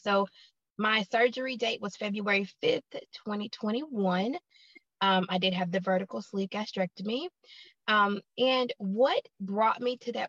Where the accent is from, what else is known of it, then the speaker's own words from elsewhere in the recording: Huntsville, Alabama, United States; I am from Huntsville, Alabama in the United States